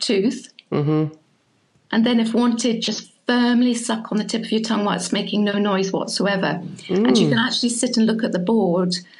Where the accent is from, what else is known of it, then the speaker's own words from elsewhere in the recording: Scotland, United Kingdom; moved away; I was brought up in Scotland